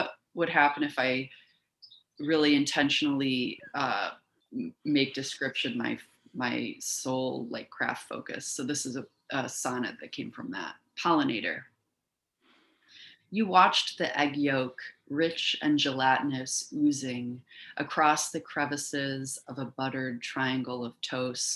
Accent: Milwaukee, Wisconsin, United States; born or raised there; moved away as an adult; also born or lived in Miami, Florida / Fort Wayne, Indiana; now in Macomb, United States

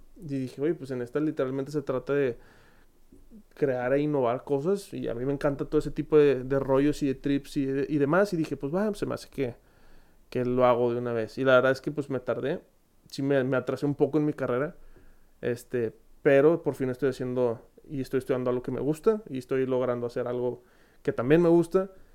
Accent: Monterrey, Nuevo León, Mexico; accent: regio; soy de Monterrey, creo que si no lo habían notado por el magnífico acento regio que tengo en todos los videos

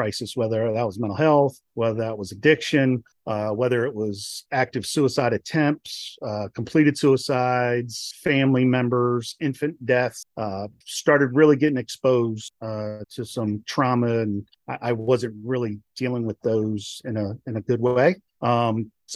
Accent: Maryland, United States; I'm originally from Maryland

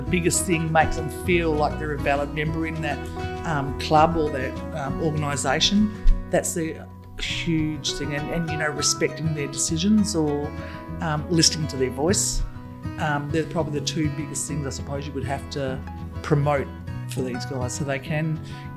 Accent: Broome, Western Australia, Australia; I grew up in Broome my whole life

